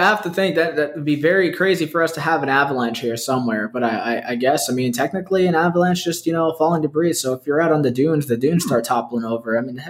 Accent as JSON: {"language": "English", "town": "Brooklyn", "region": "New York", "country": "United States", "tie": "born there", "said": "My family, I was born in Brooklyn and we drive 95."}